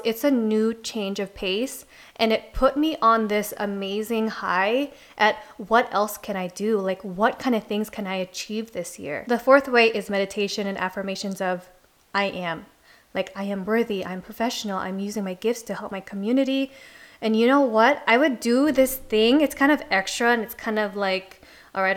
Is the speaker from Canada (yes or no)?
no; Philippines; I'm Filipino